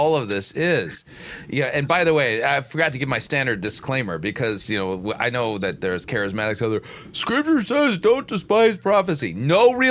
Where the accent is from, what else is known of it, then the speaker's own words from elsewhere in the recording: Southern California, United States; moved away; I grew up in Southern California, raised my kids in Southern California